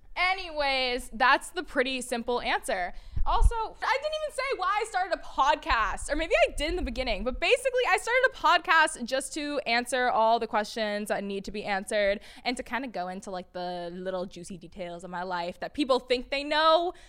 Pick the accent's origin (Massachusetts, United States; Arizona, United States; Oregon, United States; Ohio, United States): Massachusetts, United States; Peabody; moved away as an adult; now in New York City, United States; I grew up in a little town called Peabody, Massachusetts